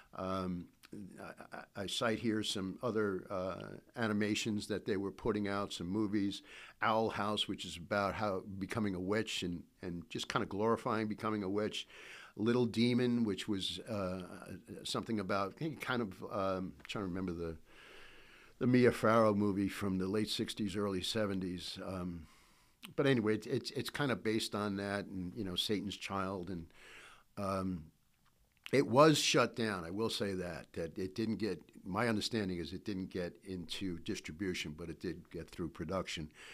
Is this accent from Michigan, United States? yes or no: no; New York, United States; I'm from New York